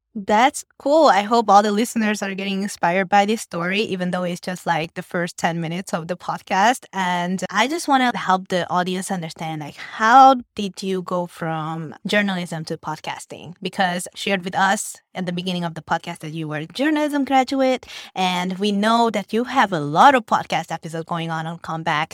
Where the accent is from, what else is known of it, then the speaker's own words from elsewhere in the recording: Hungary; now in Vietnam; My parents are Vietnamese, but I grew up and I was born in Hungary